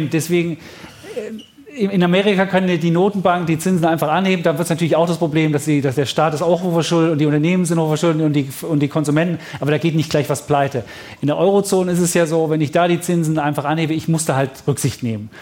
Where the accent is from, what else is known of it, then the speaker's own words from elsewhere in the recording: Leipzig, Saxony, Germany; Ich bin in Leipzig groß geworden und ähm, 1971 geboren